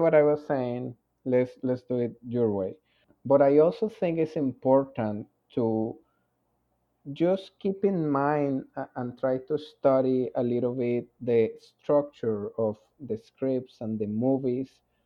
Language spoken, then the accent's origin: English; Colombia; I am from Colombia, which is a very Catholic country. I went to a Catholic high school